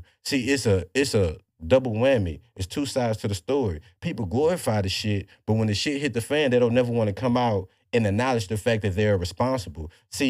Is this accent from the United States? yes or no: yes; the South, United States; we're from the South. You know how we are. We play as pimps out here.